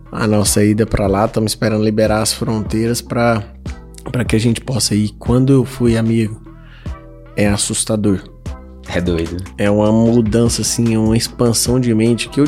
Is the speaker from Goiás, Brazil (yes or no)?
yes; Iporá, Goiás, Brazil; also born or lived in Goiânia; now in São Paulo, Brazil; quando eu vim para São Paulo, né, quando eu mudei de Iporá para Goiânia, de Goiânia para São Paulo